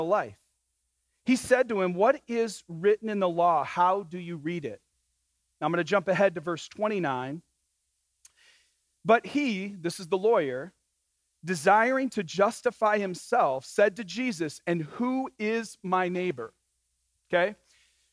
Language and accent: English; Michigan, United States; I grew up in Michigan